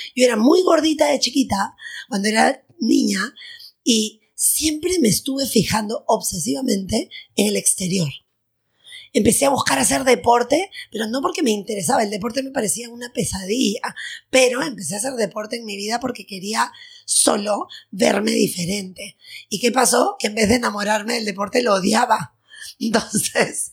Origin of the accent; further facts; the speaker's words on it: Lima, Peru; nací, soy peruana, nací en Lima, tengo 43 años